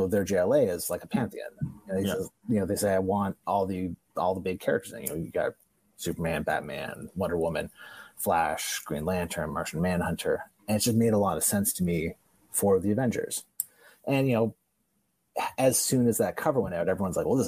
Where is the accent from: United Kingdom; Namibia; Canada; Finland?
Canada; I'm Canadian